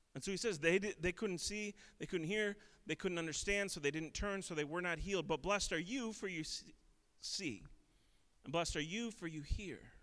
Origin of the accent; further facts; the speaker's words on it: Minneapolis, Minnesota, United States; I grew up in in Minneapolis